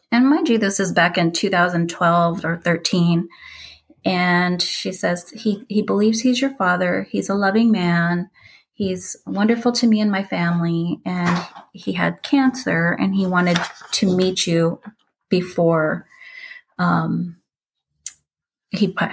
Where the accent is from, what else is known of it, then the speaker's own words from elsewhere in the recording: Philippines; born there; We moved a lot when I was little. Um, I was born in the Philippines in 1977